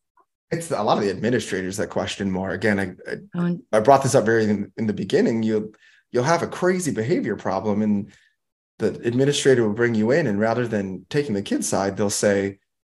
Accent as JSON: {"language": "English", "town": "Milwaukee", "region": "Wisconsin", "country": "United States", "tie": "born or raised there", "said": "My hometown is boring. Mm-hmm. The history of Milwaukee, to me, is boring. I know Milwaukee."}